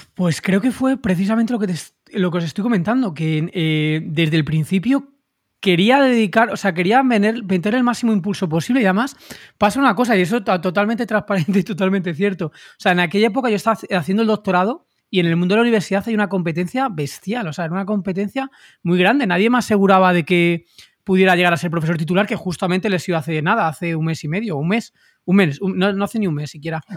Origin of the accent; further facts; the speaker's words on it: Madrid, Community of Madrid, Spain; madrileño, 38 años